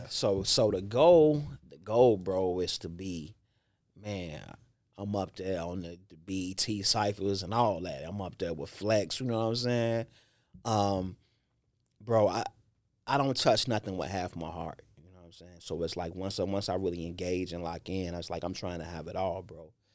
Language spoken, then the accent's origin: English; Chicago, Illinois, United States; I grew up in Inglewood